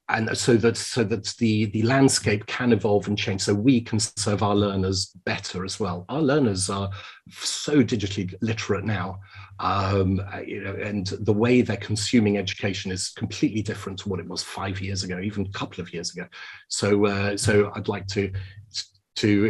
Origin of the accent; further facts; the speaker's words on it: United Kingdom; as I speak as a Brit here now